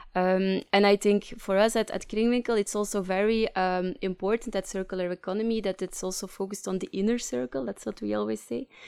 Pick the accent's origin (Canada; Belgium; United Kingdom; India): Belgium; Leuven, Flanders; accent: Flemish English; English is a second language; moved away as an adult; now in Ghent, Belgium; I'm from Leuven, but, uh, currently living in, uh, Ghent